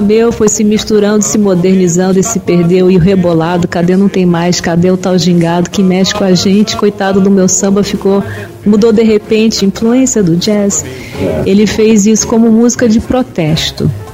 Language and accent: Portuguese; Brazil; Eu nasci no Brasil.